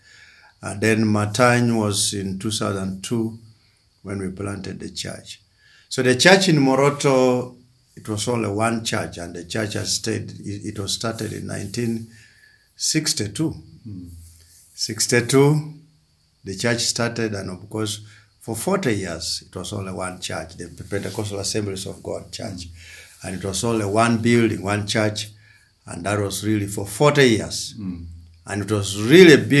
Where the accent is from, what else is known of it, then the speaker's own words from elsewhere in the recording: Teso, Eastern Region, Uganda; moved away as an adult; now in Karamoja, Uganda; I am a missionary from Teso